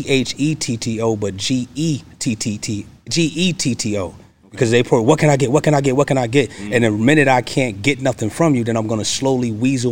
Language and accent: English; Hempstead, New York, United States; moved away as an adult; now in Georgia, United States; I am from Hempstead, Long Island, New York